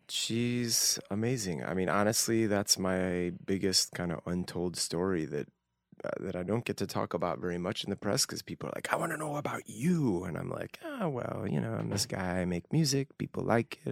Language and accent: English; Northbrook, Illinois, United States; moved away as an adult; also born or lived in Evanston, Illinois / Utah; a little town called Northbrook, a suburban Chicago, uh, northern suburbs of Chicago. beautiful place. I was born in Evanston Hospital. Um, yeah, first 18 years of my life in Northbrook, Illinois